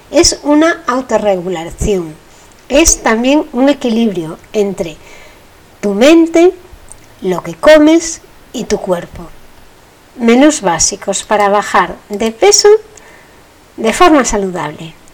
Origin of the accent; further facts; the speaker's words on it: Spain; bueno, por decir que no lo digo nunca, pero estoy en España, soy española.